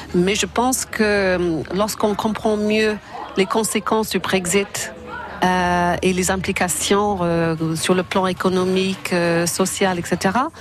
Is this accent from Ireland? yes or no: yes; Ireland; French is a second language; moved away as an adult; also born or lived in Madrid, Spain; now in France; je suis européenne euh, irlandaise vivre en France